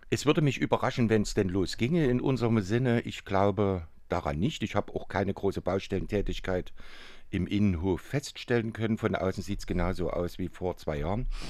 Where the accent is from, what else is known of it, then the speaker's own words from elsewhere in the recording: Dresden, Saxony, Germany; ich bin in Dresden groß geworden